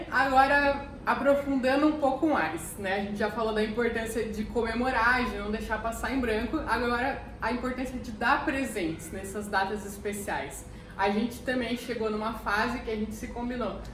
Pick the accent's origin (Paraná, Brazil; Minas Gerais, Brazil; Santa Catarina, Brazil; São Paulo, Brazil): Paraná, Brazil; Curitiba; Eu sou de Curitiba